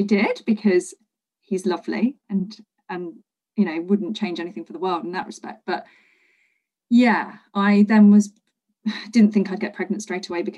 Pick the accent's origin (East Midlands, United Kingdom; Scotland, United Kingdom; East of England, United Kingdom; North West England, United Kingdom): East Midlands, United Kingdom; Leicester; also born or lived in London; I'd moved back to my hometown of Leicester